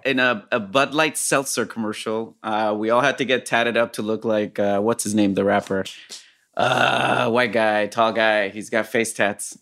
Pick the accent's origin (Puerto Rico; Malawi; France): Puerto Rico; moved away as an adult; also born or lived in Fresno, California; I grew up in Puerto Rico